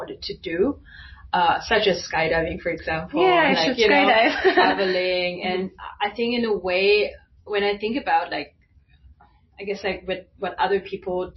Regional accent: Germany; being Chinese, but growing up in Germany

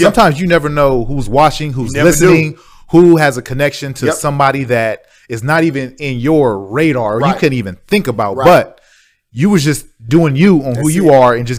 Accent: Los Angeles, California, United States; I'm from Southern California. I'm from LA.

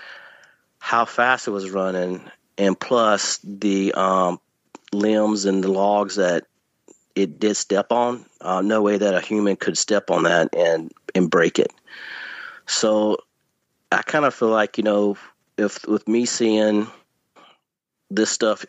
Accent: Northeast Louisiana, United States; now in East Texas, United States; I grew up in Northeast Louisiana in a rural area

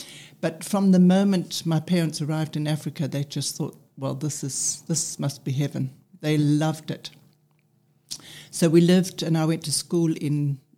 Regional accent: Denmark; born there; Okay, so I have Viking roots. My parents, Danish. I was born in Denmark. My brother was born in Denmark.

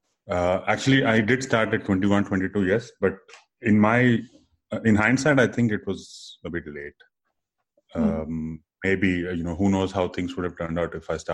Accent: Hyderabad, Telangana, India; also born or lived in Goa; I'm a Hyderabad kid. I grew up in Hyderabad and Secunderabad all my life. I studied in Goa for 4 years briefly.

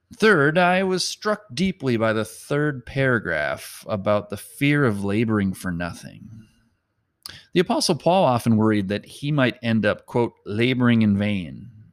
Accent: Mound, Minnesota, United States; a burden for my hometown

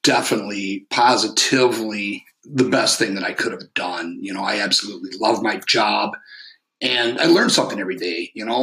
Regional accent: Northeastern Michigan, United States; born or raised there; also born or lived in Detroit, Michigan / Florida / Rogers City, Michigan

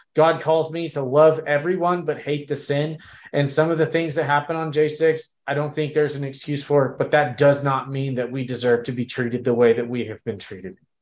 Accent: Texas, United States; we were born and bred in Texas

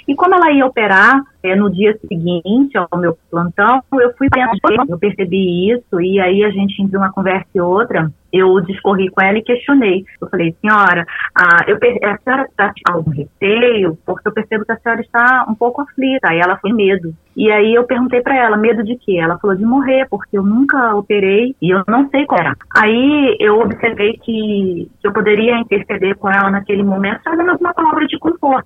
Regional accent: Rio de Janeiro, Brazil; moved away as an adult; also born or lived in São Paulo; now in Campo Grande, Brazil; sou natural do Rio de Janeiro

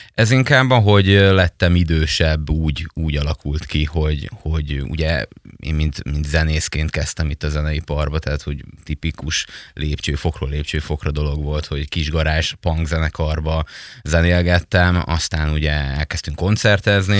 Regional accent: Mezőhegyes, Békés, Hungary; moved away as an adult; now in Pécs, Hungary; én egy nagyon kisváros, Békés megyei kisvárosból, Mezőhegyesről származok

